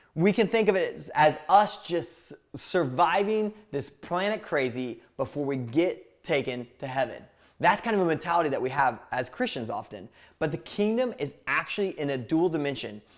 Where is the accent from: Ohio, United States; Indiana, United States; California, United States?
Indiana, United States; I grew up in a small town in Indiana